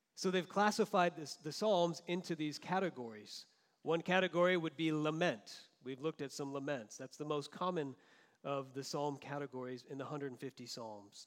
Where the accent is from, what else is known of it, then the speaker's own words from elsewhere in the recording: Florida, United States; moved away; also born or lived in Southern California; growing up in Florida